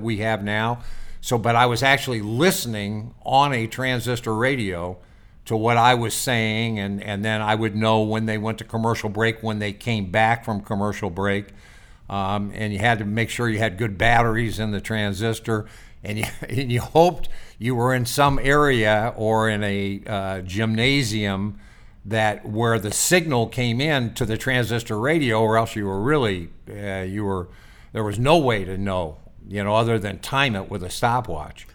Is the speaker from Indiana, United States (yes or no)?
yes; Indianapolis, Indiana, United States; moved away as an adult; also born or lived in Danville, Illinois / Syracuse; I'm from Indianapolis, Indiana. That's where I grew up.